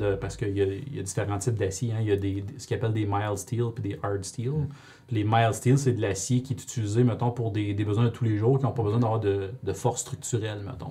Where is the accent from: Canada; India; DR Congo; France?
Canada; Rouyn-Noranda, Quebec; je suis bien de Rouen, fait que c'était à l'école de la source à Rouen